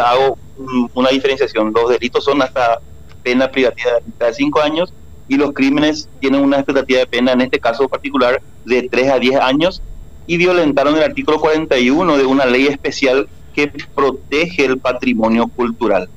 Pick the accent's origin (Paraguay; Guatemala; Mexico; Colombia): Paraguay; como paraguayos, como ciudadanos